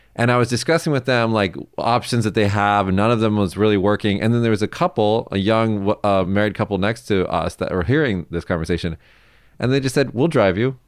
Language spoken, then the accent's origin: English; Las Vegas, Nevada, United States; moved away as an adult; now in Japan; my hometown of Vegas